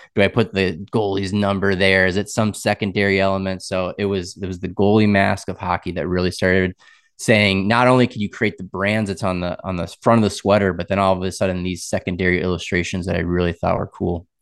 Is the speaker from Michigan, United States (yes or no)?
no; Wisconsin, United States; moved away as an adult; also born or lived in Boston / Raleigh; now in Tampa, United States; born in Boston, grew up in Wisconsin